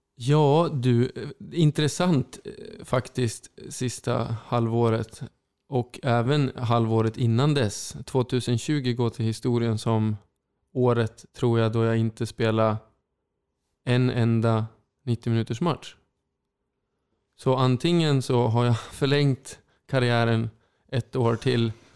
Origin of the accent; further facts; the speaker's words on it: Sundsvall, Västernorrland County, Sweden; Sundsvall är min hemstad